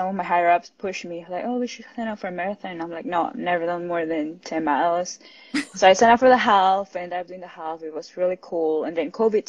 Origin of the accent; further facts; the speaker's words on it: Peru; moved away as an adult; also born or lived in Miami, United States; now in California, United States; I'm originally from Peru. I was born and raised there. And I moved to the United States 5 years ago